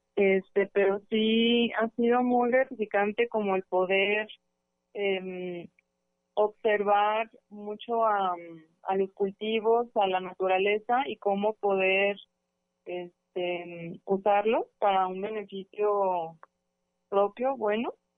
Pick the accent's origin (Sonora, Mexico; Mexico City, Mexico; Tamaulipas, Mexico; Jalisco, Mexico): Jalisco, Mexico; Autlán area; somos de Autlán, del Grullo, de Limón, del Chante